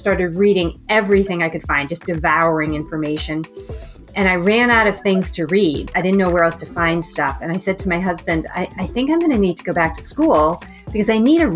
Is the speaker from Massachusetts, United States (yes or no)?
yes; Boston, Massachusetts, United States; moved away as an adult; also born or lived in Chicago; now in Northern California, United States; I am from Boston, so the East Coast. And then I lived there my entire life